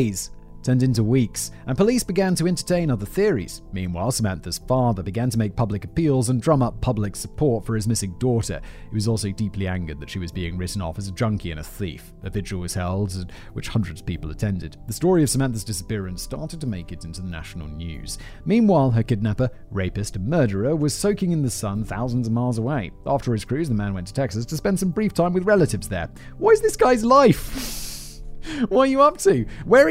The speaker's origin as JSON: {"language": "English", "country": "United Kingdom", "said": "as a British person"}